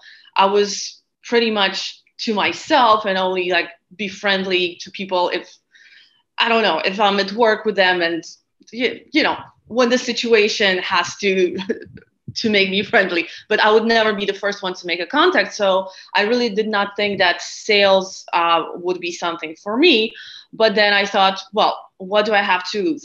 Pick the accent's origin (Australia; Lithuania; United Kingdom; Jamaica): Lithuania; moved away as an adult; also born or lived in Latvia / Barcelona; I was born in Lithuania, which is a small country in North Europe. So I lived there until I graduated high school.